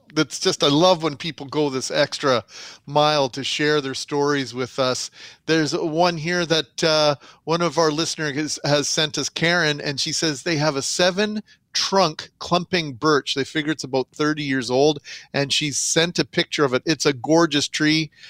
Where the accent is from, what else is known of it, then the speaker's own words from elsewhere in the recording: Winnipeg, Manitoba, Canada; also born or lived in Vernon, British Columbia; growing up in the West End